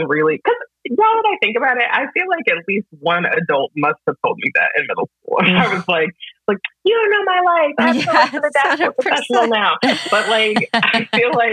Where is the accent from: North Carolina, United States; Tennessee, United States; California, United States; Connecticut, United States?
North Carolina, United States; Greensboro; I'm from Greensboro